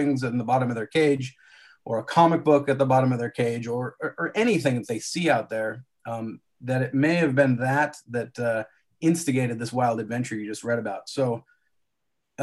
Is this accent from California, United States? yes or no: yes; Southern California, United States; now in Northern California, United States; I live in California now, Northern California, but I grew up in Southern California.